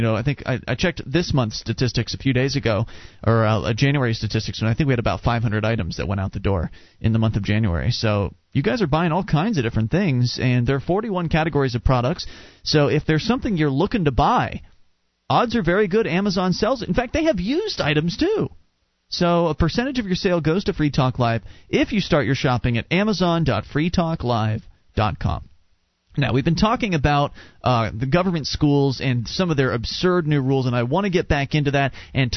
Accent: Sarasota, Florida, United States; I grew up in Sarasota, Florida

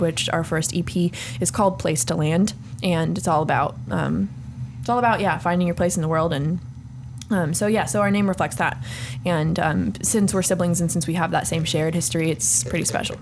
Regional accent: San Jose, California, United States; we were born and raised in Willow Glen, California

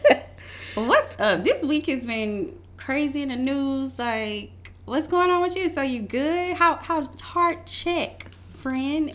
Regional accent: Louisiana, United States; moved away; I am from Louisiana

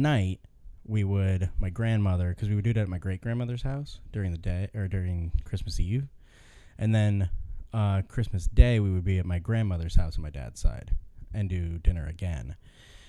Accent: Ohio, United States; I grew up in Ohio and all of my family was in Michigan, in Lansing, or surrounding areas

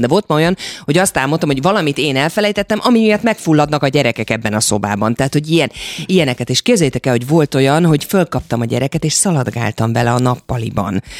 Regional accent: Esztergom, Komárom-Esztergom, Hungary; mi Esztergomban, ahol a családi ház volt, és ahol én felnőttem, az a Dunaparton volt

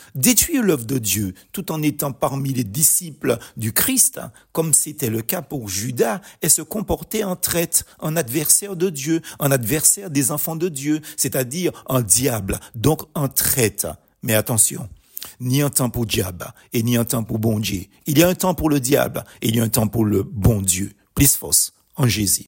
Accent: Martinique; Chez nous aux Antilles

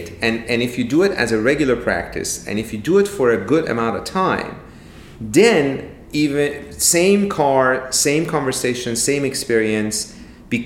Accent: Iran; moved away; I'm originally from Iran

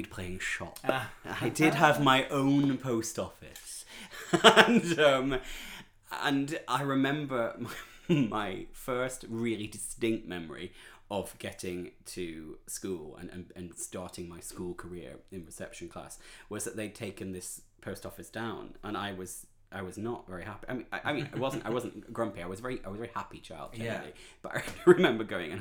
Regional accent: Preston, North West England, United Kingdom; moved away; I was born in Preston in Lancashire, which is the north

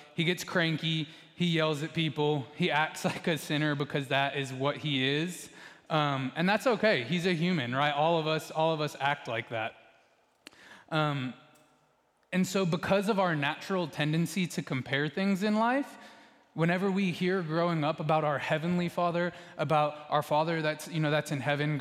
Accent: Texas, United States; most of us in here, if we grew up in Texas

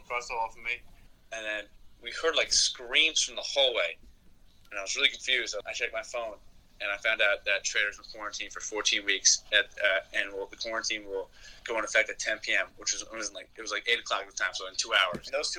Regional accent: New York City, New York, United States; now in Milwaukee, United States; sophomore, from New York City

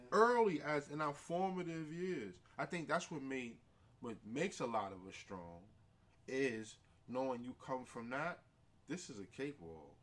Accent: New York City, New York, United States; I come from so many different communities, living in the Bronx, growing up in St. Mary's

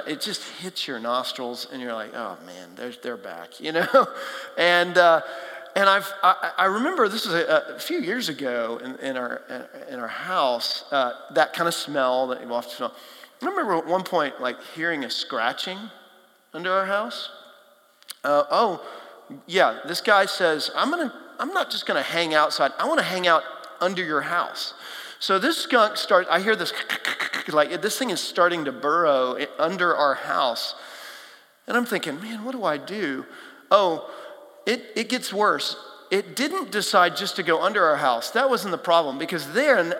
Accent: Texas, United States; now in Nashville, United States; I grew up in Texas, flat, hot, not a whole lot, big cities, not a whole lot of hills, wildlife.

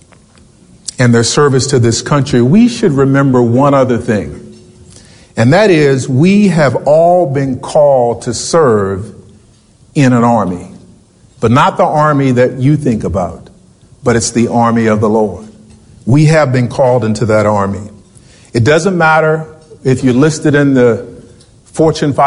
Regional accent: Richmond, Virginia, United States; I was born in Richmond, Virginia

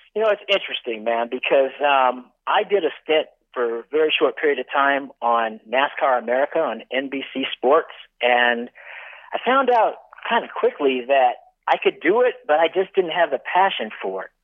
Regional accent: Northern California, United States; moved away as an adult; here I am growing up in Northern California

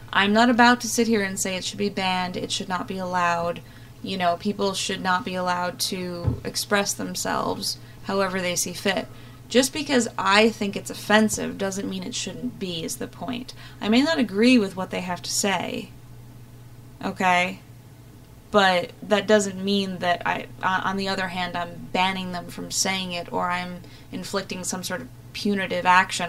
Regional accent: Ireland; Thankfully, I am Irish. You know, I was blessed with that, unlike my Scotsman friend here.

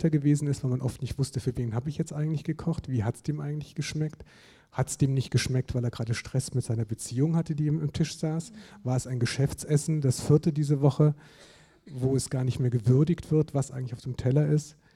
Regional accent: Germany; Also ich komme ja auch aus Süddeutschland

